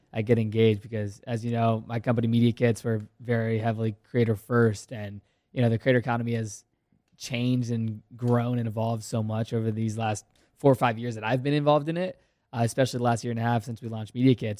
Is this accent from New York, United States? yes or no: no; Virginia, United States; I played hockey for ten years growing up in Virginia.